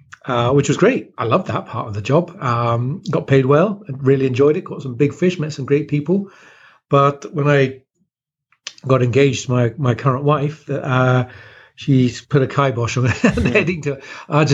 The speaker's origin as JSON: {"language": "English", "area": "West Country, Devon", "region": "South West England", "country": "United Kingdom", "tie": "born or raised there", "also_born_or_lived": "Kent, England", "moved": "yes", "said": "I was born in Kent, which is near London, but moved to southwest England when I was a nipper."}